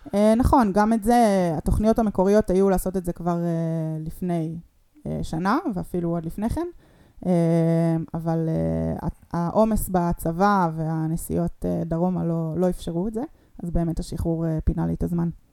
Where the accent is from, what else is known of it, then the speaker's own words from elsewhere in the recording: Rehovot, Central District, Israel; also born or lived in Ness Ziona; now in Tel Aviv, Israel; גדלתי ברחובות ובנס ציונה